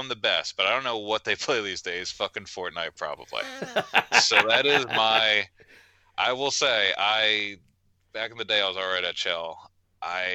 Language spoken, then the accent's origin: English; Maryland, United States; I grew up in Maryland